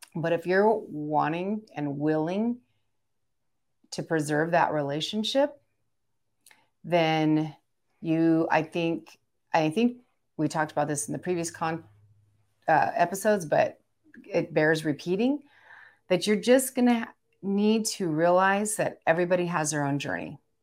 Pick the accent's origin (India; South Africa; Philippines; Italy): Philippines; I'm Filipino